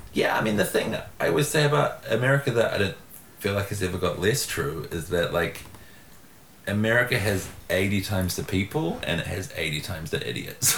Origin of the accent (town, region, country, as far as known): New Zealand; now in United States